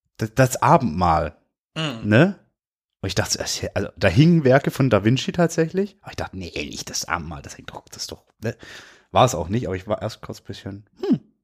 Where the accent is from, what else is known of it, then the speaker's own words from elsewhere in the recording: Swabia, Germany; ich bin Schwabe.